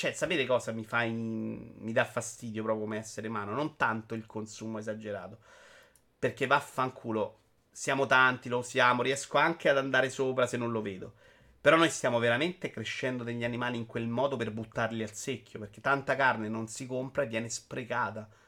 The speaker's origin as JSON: {"language": "Italian", "town": "Rome", "region": "Lazio", "country": "Italy", "accent": "Roman", "said": "ce l'odio il mio accento romano, ma c'è, ahimè, c'è"}